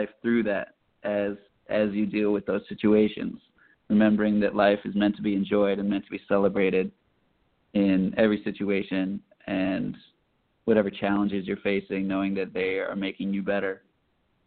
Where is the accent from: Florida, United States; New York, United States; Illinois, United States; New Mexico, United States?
Illinois, United States; Chicago; moved away as an adult; also born or lived in Boston; now in Los Angeles, United States; I was born and raised in Chicago and right in the city.